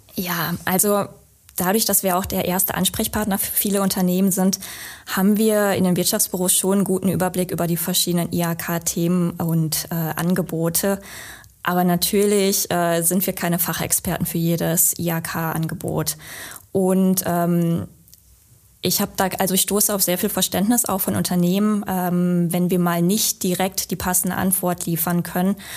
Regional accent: western Münsterland, North Rhine-Westphalia, Germany; moved away as an adult; now in Essen, Germany; ich bin gebürtige Münsterländerin. Also ich bin im westlichen Münsterland geboren, aufgewachsen.

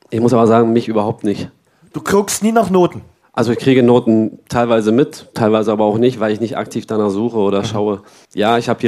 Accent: Dresden, Saxony, Germany; Und das ist hier, das ist hier in Dresden. ich bin hier aufgewachsen in der Nachwuchsakademie, hinten in der Messe äh, fast alle Nachwuchsmannschaften durchlaufen, von Dynamo und dahin zur Sportschule noch gegangen, also alles irgendwie an einem Fleck.

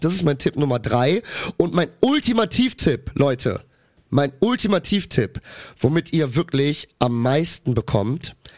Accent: Cologne, North Rhine-Westphalia, Germany; ich bin in Köln geboren, in Köln aufgewachsen

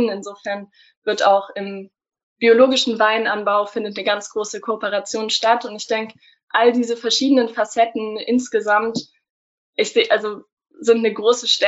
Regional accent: Stuttgart, Baden-Württemberg, Germany; ich komme aus Stuttgart. Also ich bin eigentlich äh, Baden-Württemberg.

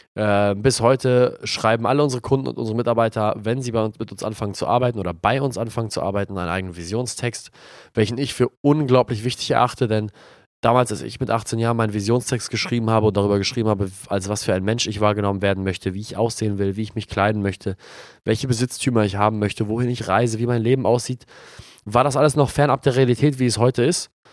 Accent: Germany; also born or lived in Australia; hier bei uns in Deutschland

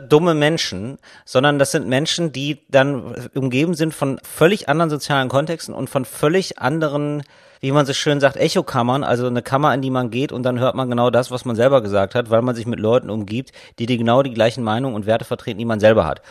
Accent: Germany; wir alle Bayern sind und wir uns ja als Deutsche verstehen

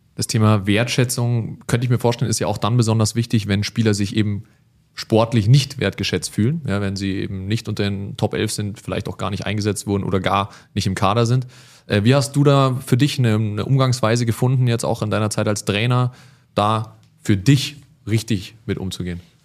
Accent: Munich, Bavaria, Germany; als Münchner

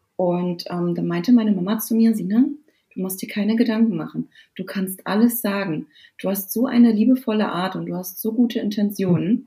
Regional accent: Germany; bei uns in Deutschland

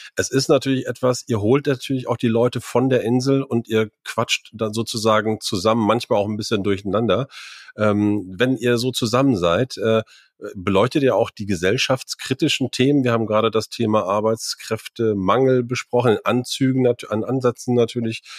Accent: Meppen, Lower Saxony, Germany; now in Norderney, Germany; wir sind auf einer Riesenschule groß geworden äh, äh, in Meppen am Marianum

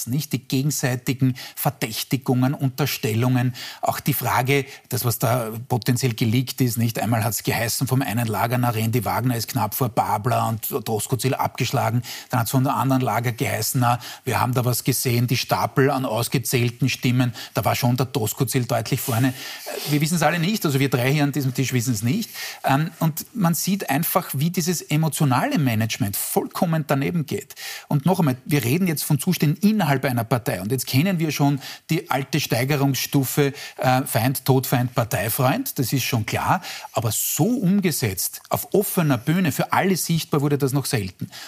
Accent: Styria, Austria; nehm ich gern hin als Steirer.

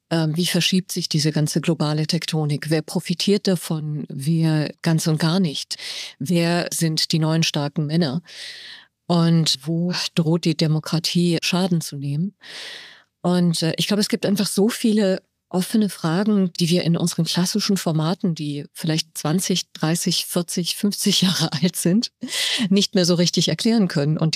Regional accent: Tehran, Tehran Province, Iran; born there; Ich bin in Teheran geboren und das letzte Buch, das ich herausgebracht habe, hat sich mit dem Iran beschäftigt.

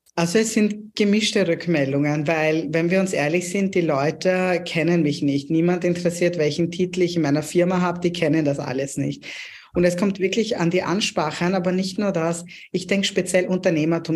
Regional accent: Pakistan; now in Germany; ich komme ursprünglich aus Pakistan und bei uns in Pakistan

